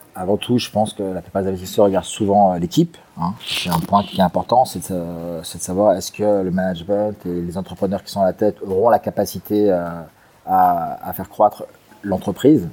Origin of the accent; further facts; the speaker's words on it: Geneva, Switzerland; moved away as an adult; now in Singapore; Donc à l'origine, je suis suisse de Genève